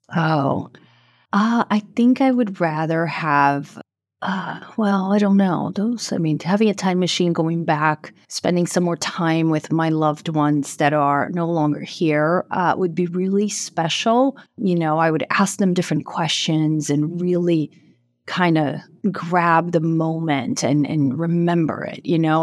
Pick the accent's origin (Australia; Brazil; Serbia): Brazil; moved away as an adult; also born or lived in Boston area; now in Boston, United States; I'm originally from Brazil, and I live, um, in the Boston area now